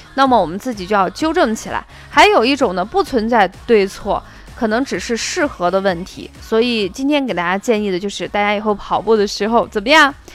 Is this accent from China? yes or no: yes; Shaanxi, China; accent: Shaanxi dialect; 我们陕西话就心脏脏